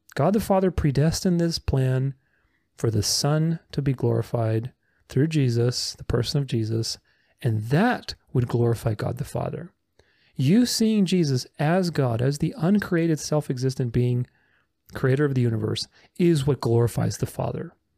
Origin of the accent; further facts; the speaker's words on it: Romania; moved away; I'm Romanian. I, I came from Romania.